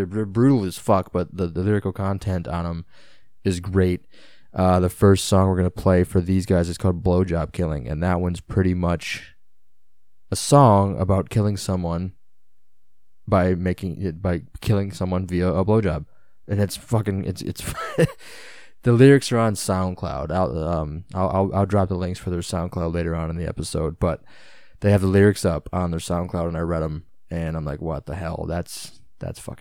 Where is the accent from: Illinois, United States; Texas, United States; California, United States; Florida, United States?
Illinois, United States; It's my neck of the woods. They're my stomping grounds. I'm from Illinois.